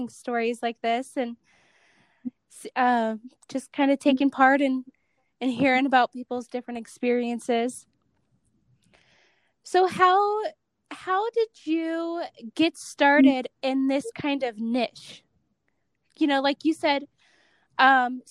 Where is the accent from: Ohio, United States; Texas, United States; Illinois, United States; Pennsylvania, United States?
Ohio, United States; Cleveland; now in Salt Lake City, United States; I grew up in Cleveland